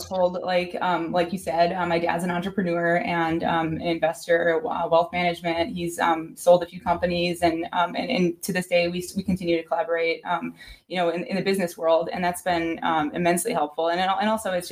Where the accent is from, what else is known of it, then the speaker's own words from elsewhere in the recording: Milwaukee, Wisconsin, United States; I grew up in Milwaukee, Wisconsin.